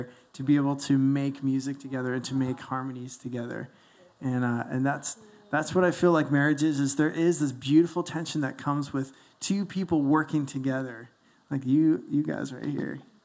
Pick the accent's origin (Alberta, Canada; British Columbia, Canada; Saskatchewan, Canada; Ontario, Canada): Ontario, Canada; Toronto; moved away as an adult; I'm from Toronto.